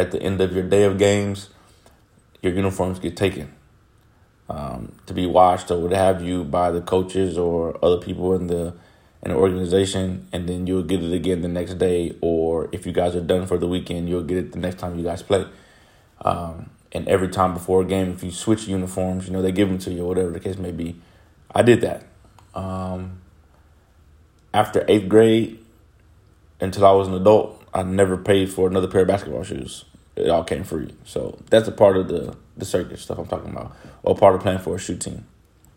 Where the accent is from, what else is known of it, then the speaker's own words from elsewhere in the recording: Houston, Texas, United States; I am from Houston, Texas. Born and raised in Houston, Texas